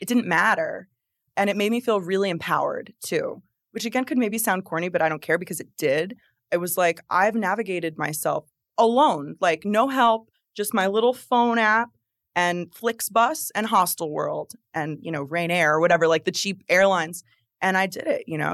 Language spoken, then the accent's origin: English; New Jersey, United States; now in Florida, United States; creating my life here in Florida because I'm from New Jersey